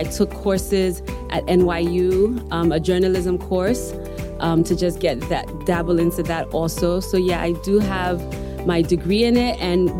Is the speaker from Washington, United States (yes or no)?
no; New York City, New York, United States; moved away as an adult; also born or lived in United Kingdom; now in Ghana; I was raised in the Park Slope area of Brooklyn. It was a mix of Italians, of Spanish.